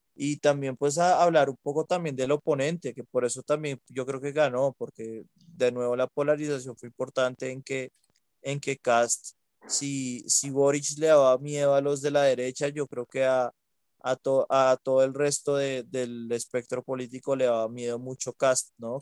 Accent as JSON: {"language": "Spanish", "region": "Huila", "country": "Colombia", "said": "yo porque soy del Huila siempre comemos tamal"}